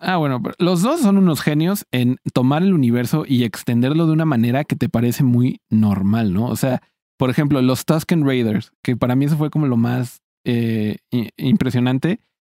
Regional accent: Mexico; siendo un mexicano

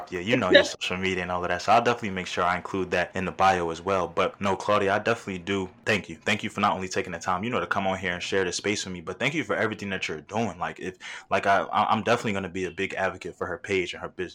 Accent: the North, Northeast, United States; also born or lived in New York / Philadelphia; growing up in the North and between New York and Philadelphia

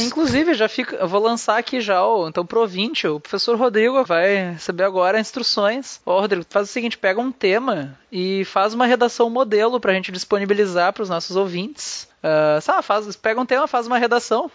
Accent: Brazil; eu sou brasileiro

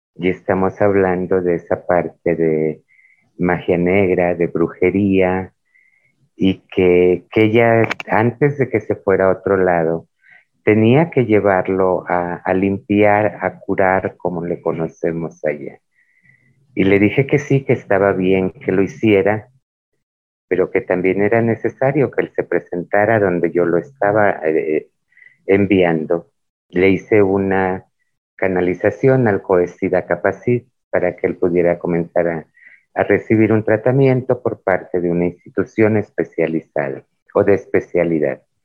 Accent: Isthmus of Tehuantepec, Oaxaca, Mexico; nuestra identidad cultural como muchas de la región del Istmo de Tehuantepec en el estado de Oaxaca, México

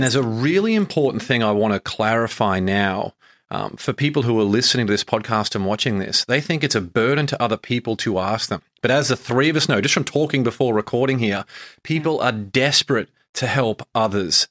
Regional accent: Brisbane, Queensland, Australia; moved away as an adult; I grew up in Brisbane, Australia, and moved over here

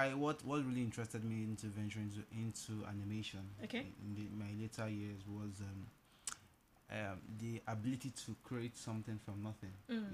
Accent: Lagos, Nigeria; also born or lived in Anambra State; I'm from Anambra State. I was born and brought up in Lagos all my life.

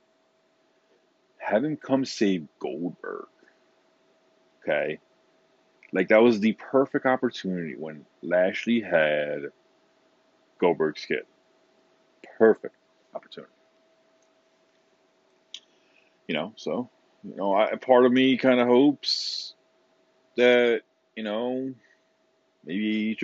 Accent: Philadelphia, Pennsylvania, United States; I'm from Philadelphia

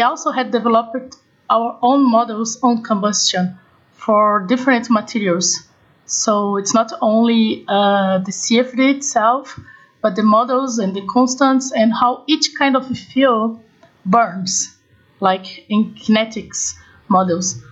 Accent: Brazil; I'm from Brazil

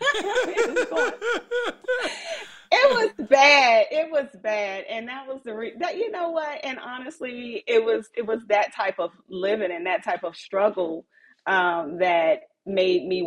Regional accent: Cincinnati, Ohio, United States; I was raised in Cincinnati, in the hood, in the projects, is where I came from.

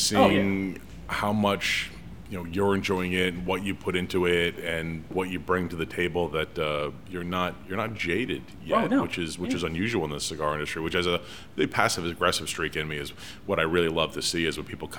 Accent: Rhode Island, United States; as a kid growing up in Rhode Island, the Red Sox AAA affiliate is in Pawtucket.

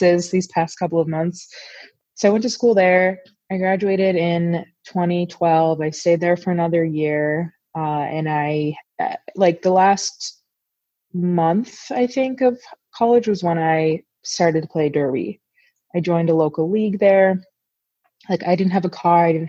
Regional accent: Los Angeles, California, United States; moved away as an adult; also born or lived in Appleton, Wisconsin; now in Madison, United States; I grew up in Los Angeles

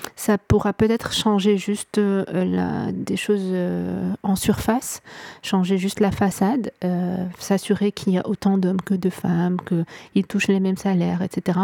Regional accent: Morocco; also born or lived in Vietnam; je suis marocaine, je vis en ce moment au Maroc. je suis née ici, j'ai grandi ici

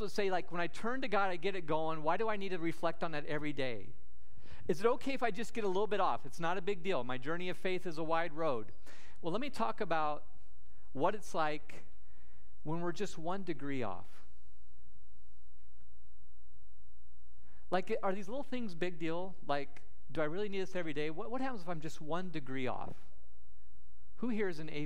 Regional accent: Sidney, Nebraska, United States; my hometown of Sydney, Nebraska

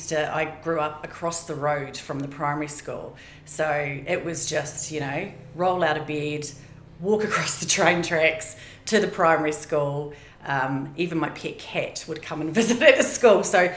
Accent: Otautau, Southland, New Zealand; also born or lived in Invercargill; now in Queenstown, New Zealand; I was born in Invercargill. So I'm a Southland born and bred. Born in Invercargill and grew up in a small town called Otautau, which the correct pronunciation now would be Ōtautau. Very small community, a great community. Went to school there

